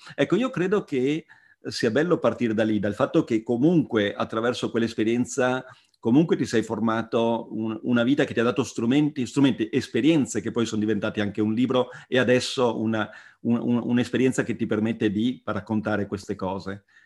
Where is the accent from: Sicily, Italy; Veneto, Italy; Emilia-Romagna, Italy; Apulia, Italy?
Veneto, Italy; Treviso area; io da Trevigiano